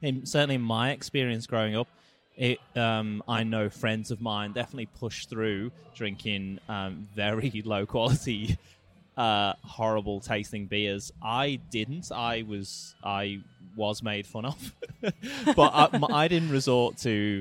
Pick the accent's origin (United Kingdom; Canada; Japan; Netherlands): United Kingdom; Liverpool, North West England; I grew up in Liverpool, where the … are from